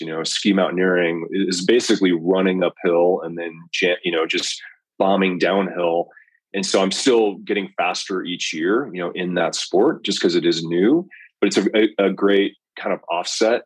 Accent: Colorado, United States; also born or lived in Belgium; I grew up here in Colorado

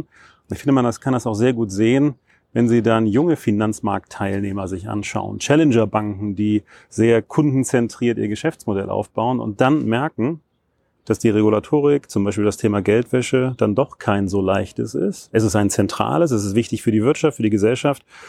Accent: Hamburg, Germany; moved away as an adult; ich komme aus Hamburg

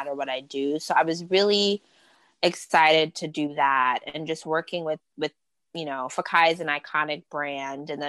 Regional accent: New York City, New York, United States; I grew up in Queens, New York

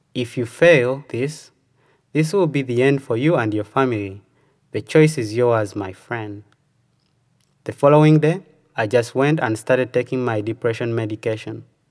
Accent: Uganda; moved away as an adult; now in United States

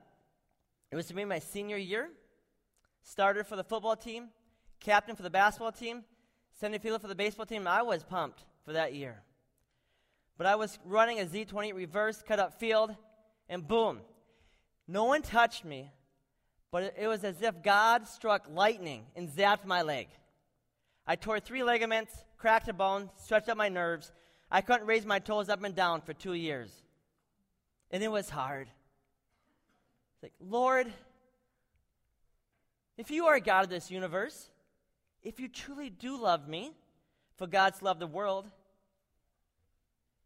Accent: Butterfield, Minnesota, United States; moved away as an adult; also born or lived in Macedonia; I grew up in Butterfield, Minnesota

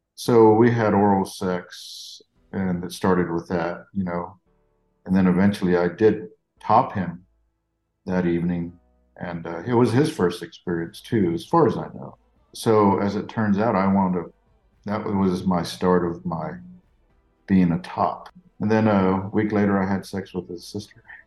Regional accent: Corpus Christi, Texas, United States; I grew up down in South Texas by Corpus Christi

